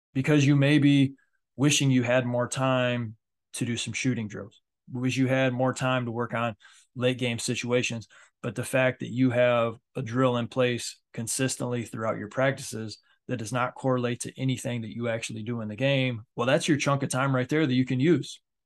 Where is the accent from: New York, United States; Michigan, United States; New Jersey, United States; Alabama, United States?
Michigan, United States; especially being in the Midwest, I'm from Michigan